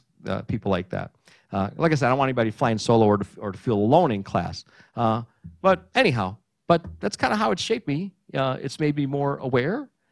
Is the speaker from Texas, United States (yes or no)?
no; Burbank, California, United States; first language Greek; English is a second language; also born or lived in Maryland; growing up in Burbank